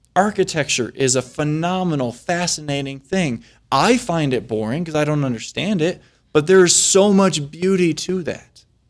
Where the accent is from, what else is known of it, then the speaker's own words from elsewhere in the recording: Flint, Michigan, United States; I'm from Flint, Michigan